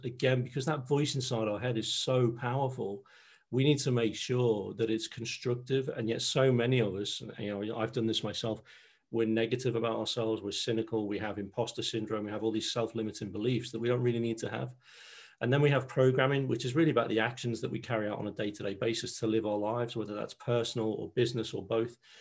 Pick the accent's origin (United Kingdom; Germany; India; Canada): United Kingdom; Liverpool, North West England; accent: Scouse; moved away as an adult; I'm a Scouser, born and bred in Liverpool